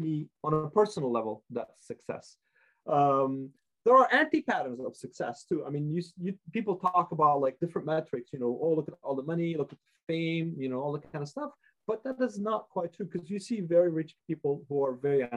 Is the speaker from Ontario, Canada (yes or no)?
no; Montreal, Quebec, Canada; moved away; also born or lived in United States / Vancouver; my parents were immigrants, so we immigrated to Montreal in the 70s